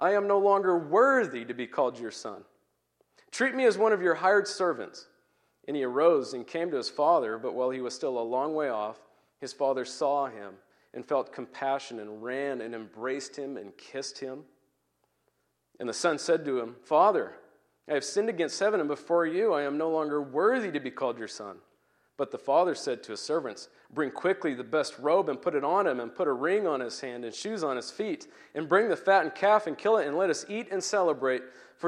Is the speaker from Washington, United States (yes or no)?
yes; Puyallup, Washington, United States; This one happens to be a little bit closer to home. I'm from Puyallup, which is about an hour from here, and so I'm glad to be here.